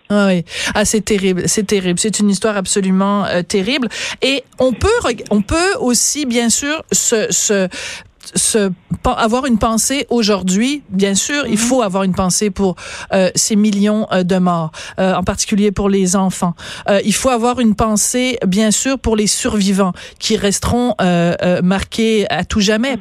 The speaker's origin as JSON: {"language": "French", "region": "Quebec", "country": "Canada"}